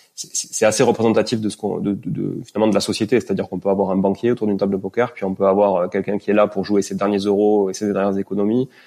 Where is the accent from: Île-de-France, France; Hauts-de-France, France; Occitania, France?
Occitania, France; Toulouse; moved away; also born or lived in Montreal, Canada; je suis euh, d'origine toulousaine parce que je suis né à Toulouse